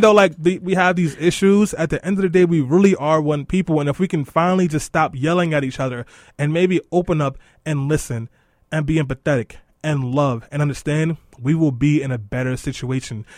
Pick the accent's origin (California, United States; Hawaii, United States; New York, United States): New York, United States; New York City; in Brownsville, the neighborhood that I grew up